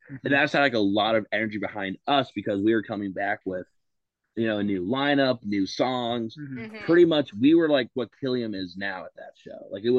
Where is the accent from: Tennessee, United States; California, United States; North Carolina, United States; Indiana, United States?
Indiana, United States; also born or lived in Chicago; So for context, we are from Indiana, but Chicago, like when I say we're doing a hometown show, that's Chicago.